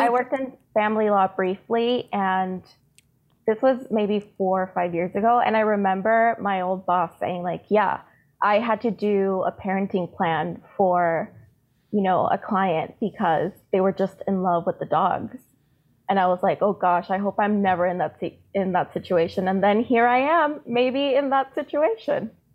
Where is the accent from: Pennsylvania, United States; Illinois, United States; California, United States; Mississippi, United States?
California, United States; San Diego; also born or lived in Tijuana, Mexico; So I was born in San Diego, but my family is all in Tijuana. So I've always been back and forth across the border